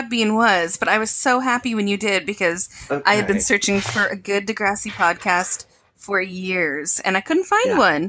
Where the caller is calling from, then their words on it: Hawaii, United States; And I am being channeled in from Hawaii.